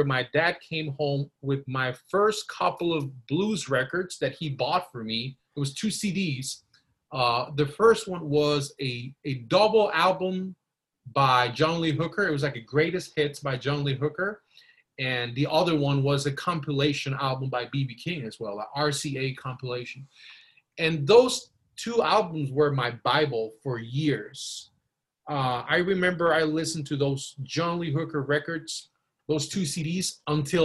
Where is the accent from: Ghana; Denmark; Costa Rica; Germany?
Costa Rica; I was born and raised in Costa Rica.